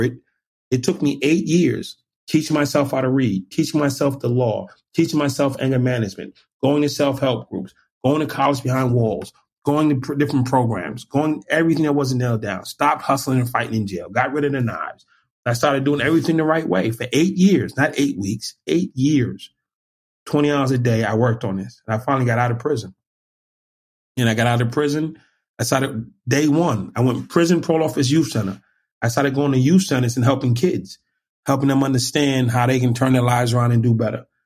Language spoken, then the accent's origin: English; Boston, Massachusetts, United States; I'm from Boston. I used to ride my skateboard in Harvard Square